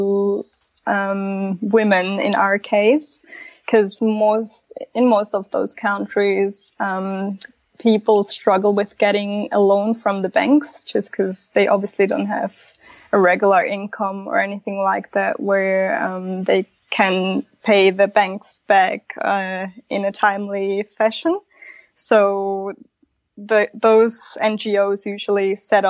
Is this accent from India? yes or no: no; Switzerland; first language Spanish; English is a second language; moved away as an adult; also born or lived in Mexico / Australia; I was born in Mexico. And then we moved to Switzerland because my dad's born and raised in Switzerland, but he's actually Italian. So grew up my whole life in Switzerland.